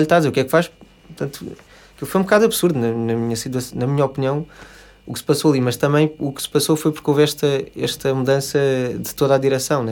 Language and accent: Portuguese; Lisbon, Portugal; sou, sou de Lisboa, uhum. uh, vivi cá a minha vida toda